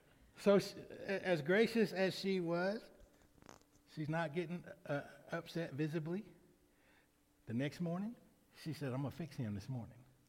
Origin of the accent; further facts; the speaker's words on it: Lamar County, Alabama, United States; I was born in Lamar County, Alabama.